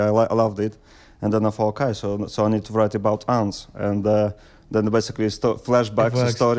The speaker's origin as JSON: {"language": "English", "country": "Russia", "second_language": "English", "moved": "yes", "lives_now": "Wisbech, United Kingdom", "said": "I'm Russian."}